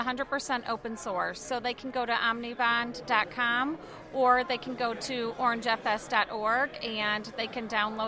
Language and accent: English; South Carolina, United States; South Carolina.